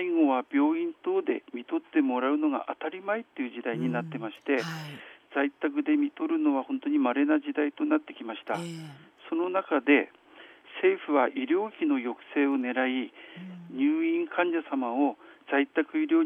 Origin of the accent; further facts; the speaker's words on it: Hirosaki, Aomori, Japan; えー、私はあの弘前生まれの弘前育